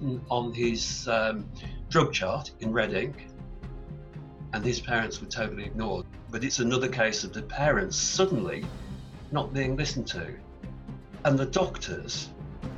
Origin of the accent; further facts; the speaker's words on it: Stafford, West Midlands, United Kingdom; also born or lived in Rugby; I grew up in Stafford in the Midlands in England